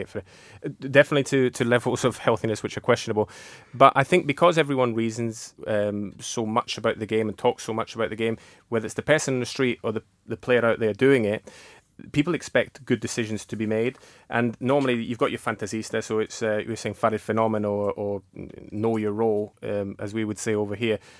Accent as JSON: {"language": "English", "town": "Peschiera Borromeo", "region": "Lombardy", "country": "Italy", "tie": "born or raised there", "said": "when I was growing up in Peschiera Borromeo"}